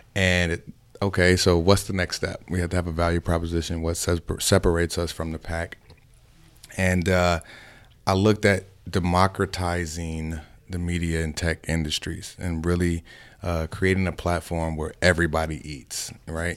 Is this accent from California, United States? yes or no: no; Chicago, Illinois, United States; moved away; also born or lived in Miami; I'm originally from Chicago.